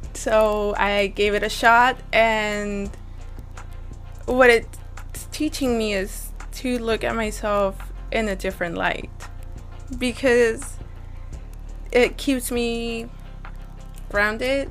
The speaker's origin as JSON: {"language": "English", "town": "Monterrey", "region": "Nuevo León", "country": "Mexico", "tie": "born or raised there", "also_born_or_lived": "Hidalgo, Texas", "moved": "yes", "said": "I was born in Monterrey. I come from a very Mexican Catholic family"}